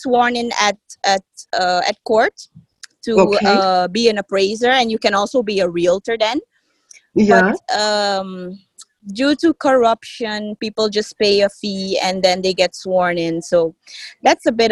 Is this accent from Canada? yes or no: no; Suriname; also born or lived in Amsterdam, Netherlands; I moved with my mom to Suriname when I was 4 years old